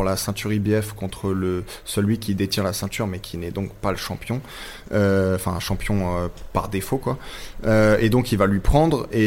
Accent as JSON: {"language": "French", "country": "France", "said": "c'est pas parce que je suis français que je dois dire qu'il est exceptionnel."}